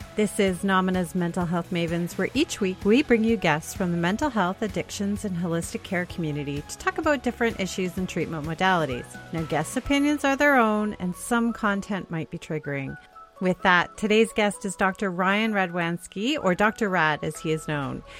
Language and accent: English; Canada; I'm a Canadian